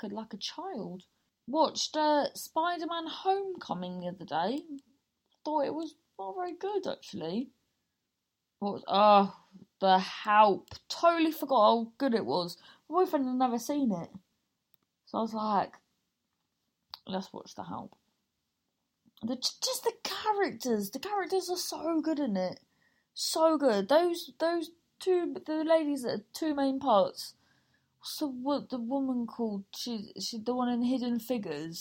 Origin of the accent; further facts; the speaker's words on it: Cornwall, South West England, United Kingdom; we grew up in Cornwall